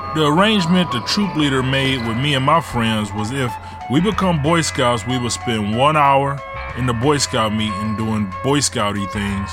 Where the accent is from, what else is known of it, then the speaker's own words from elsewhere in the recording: Ecorse, Michigan, United States; also born or lived in Detroit; When my mom left my dad, we moved from Detroit to Ecorse